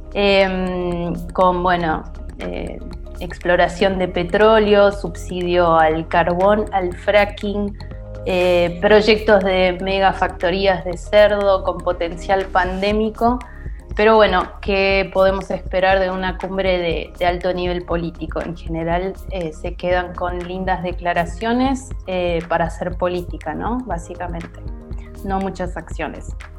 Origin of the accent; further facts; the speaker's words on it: Argentina; soy argentina